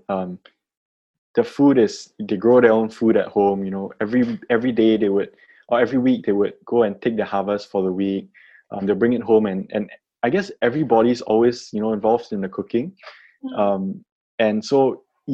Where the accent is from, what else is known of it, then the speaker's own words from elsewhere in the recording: Singapore; as a Singaporean growing up here